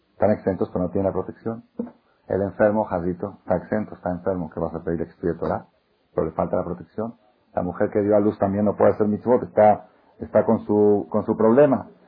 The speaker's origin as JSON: {"language": "Spanish", "country": "Israel", "moved": "yes", "said": "yo soy israelí"}